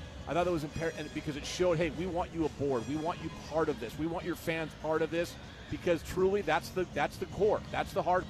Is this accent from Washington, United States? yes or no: yes; Seattle, Washington, United States; I grew up in Seattle.